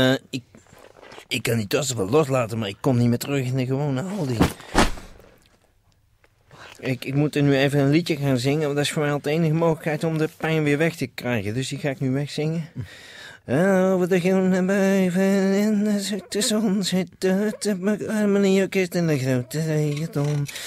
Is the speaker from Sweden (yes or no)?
yes; Helsingborg, Skåne, Sweden; Dutch is a second language; moved away as an adult; now in Netherlands; Ik kom uit Zweden.